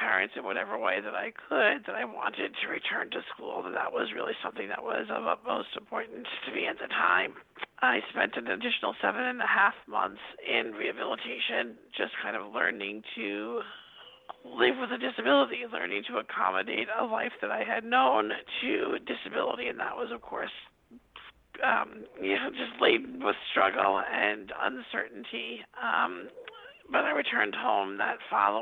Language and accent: English; Long Island, New York, United States; born or raised there